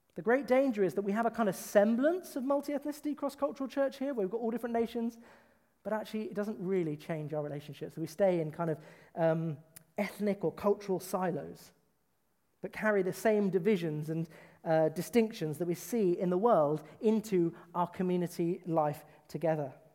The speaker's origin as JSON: {"language": "English", "country": "United Kingdom", "said": "I am from the British culture"}